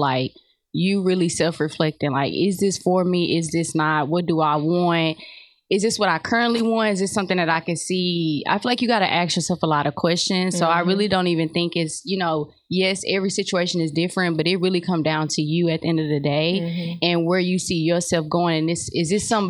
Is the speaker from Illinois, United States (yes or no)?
no; Houston, Texas, United States; I'm from Houston, Texas